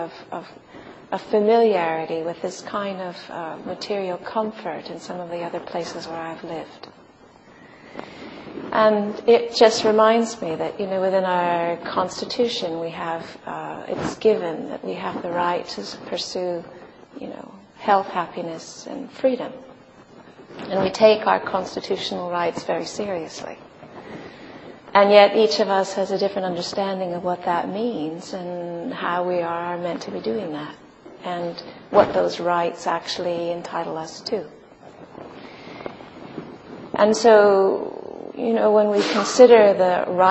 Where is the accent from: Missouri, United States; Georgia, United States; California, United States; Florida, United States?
California, United States; Los Angeles; moved away as an adult; also born or lived in Santa Cruz / England; I was born in California and lived in the States for the first 17 years of my life, in Los Angeles area